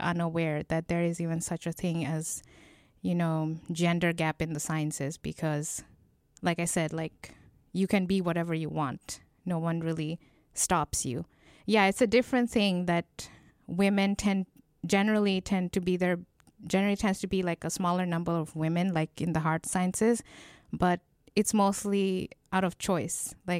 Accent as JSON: {"language": "English", "country": "Bangladesh", "said": "No, this was in Bangladesh. Okay. I'm from Bangladesh, so."}